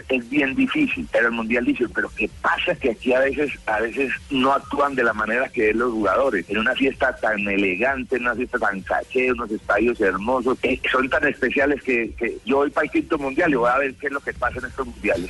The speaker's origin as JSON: {"language": "Spanish", "country": "Colombia", "said": "soy colombiano"}